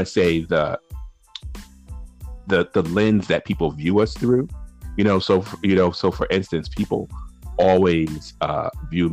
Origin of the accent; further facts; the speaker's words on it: New Haven, Connecticut, United States; I grew up in a neighborhood called the Ville, New Hallville